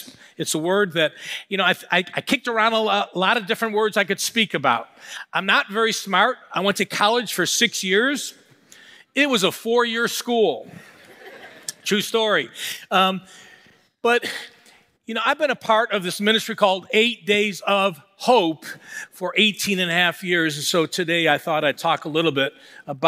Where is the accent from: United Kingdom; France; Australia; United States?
United States; Buffalo, New York; moved away as an adult; born and raised in Buffalo, moved away for 19 years